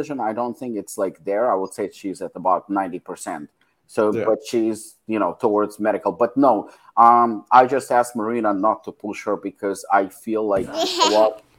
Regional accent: Israel; English is a second language; moved away as an adult; also born or lived in South Africa; I moved from Israel to South Africa, and that was actually my transition, and my English wasn't even that good

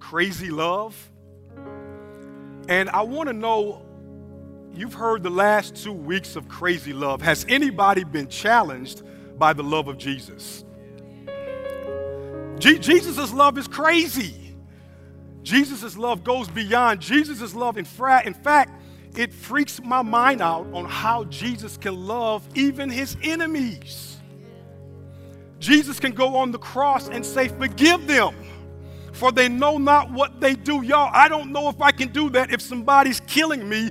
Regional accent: Evangeline Parish and Calcasieu Parish, Louisiana, United States; moved away; also born or lived in Virginia; as a young man growing up in Evangeline Parish and Calcasieu Parish and Louisiana

